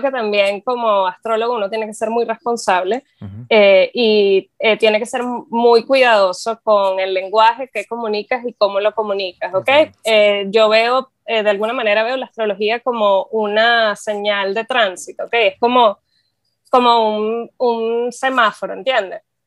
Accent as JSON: {"language": "Spanish", "country": "Venezuela", "moved": "yes", "said": "soy astróloga, soy venezolana."}